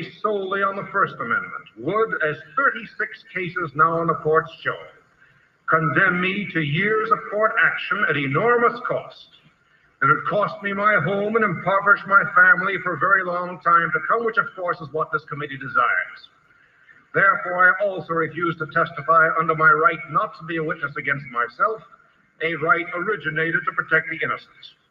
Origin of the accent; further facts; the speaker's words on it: New York City, New York, United States; also born or lived in Moscow, USSR; I was born in New York City on June 4th, 1917.